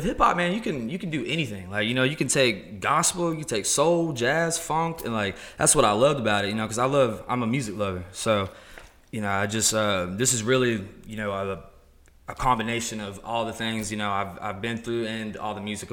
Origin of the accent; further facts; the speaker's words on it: Paulding County, Georgia, United States; also born or lived in Charlotte, North Carolina; I grew up in Paulding County